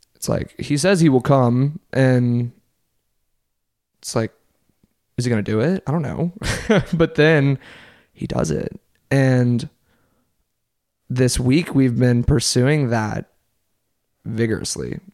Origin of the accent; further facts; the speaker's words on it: Covington, Louisiana, United States; also born or lived in New Orleans, Louisiana; I was born right outside of New Orleans, and I moved to Covington, Louisiana.